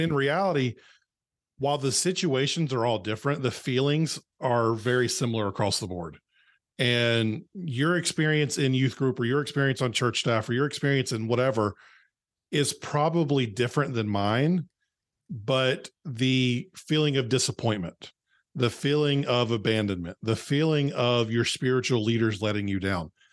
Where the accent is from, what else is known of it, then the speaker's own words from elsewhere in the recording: North Carolina, United States; I grew up in a small town in North Carolina, uh, that no one's ever heard of.